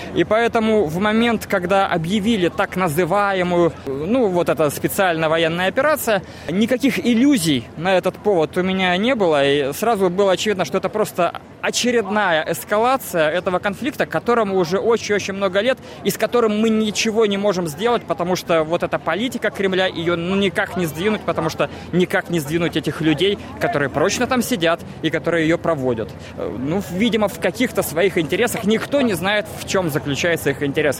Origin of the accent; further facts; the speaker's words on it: Moscow, Russia; now in Australia; Я из Москвы.